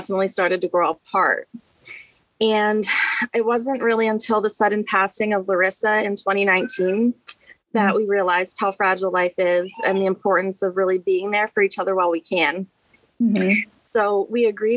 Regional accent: Baltimore, Maryland, United States; I grew up in Baltimore City on Bouldon Street

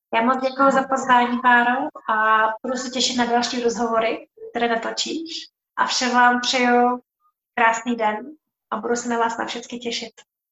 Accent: Czechia; moved away as an adult; já jsem vlastně odešla z Čech

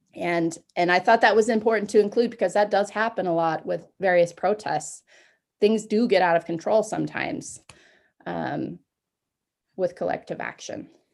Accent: Concordia, Kansas, United States; moved away; my hometown of Concordia, Kansas

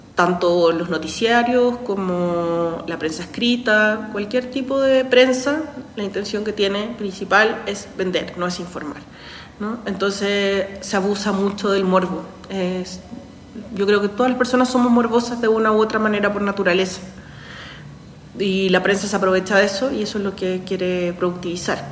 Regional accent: Santiago, Santiago Metropolitan Region, Chile; moved away as an adult; also born or lived in Mexico; now in Mexico City, Mexico; Soy de Santiago, soy de Santiago de Chile, pero ya vivo acá hace 16

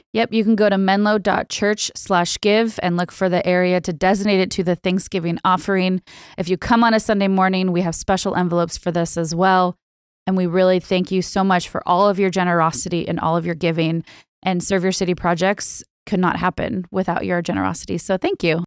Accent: Bay Area, California, United States; I'm Bay Area born and raised.

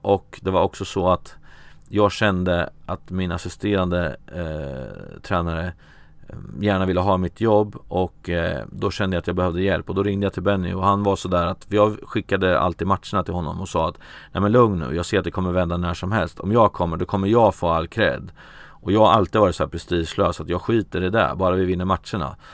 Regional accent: Örebro, Örebro County, Sweden; jag är från Örebro

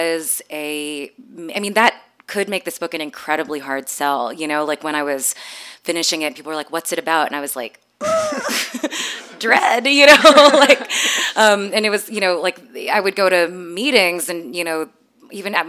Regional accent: Texas, United States; also born or lived in Canada / Philippines; I grew up in a mega church in Texas. My parents are from the Philippines. I was born in Canada, but I grew up for 12 years going to a mega church

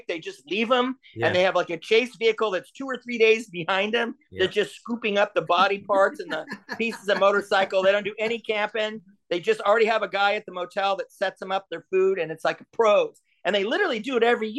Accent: Louisiana, United States; I'm from Louisiana

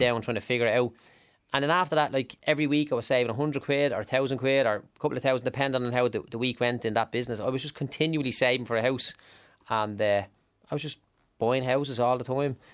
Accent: Dublin, Leinster, Ireland; I grew up in Clondalkin, like, in, in, in one of the less glamorous parts of it

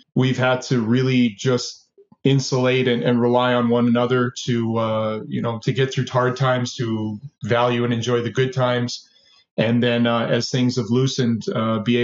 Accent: Edmonton, Alberta, Canada; born or raised there; also born or lived in Twin Cities, Minnesota, United States

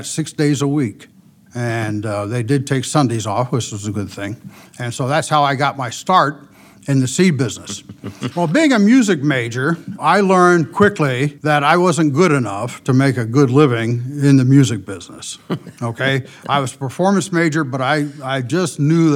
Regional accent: Ohio, United States; moved away as an adult; also born or lived in Indiana / Akron, Ohio / Wheaton, Illinois; now in Iowa, United States; I'm not originally from Iowa, but I was born and raised as a child in the state of Ohio.

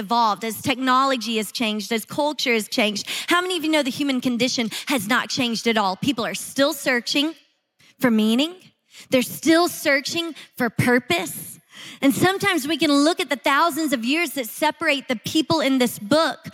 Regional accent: Shreveport, Louisiana, United States; moved away; Shreveport, Louisiana, where my family is living and where I grew up

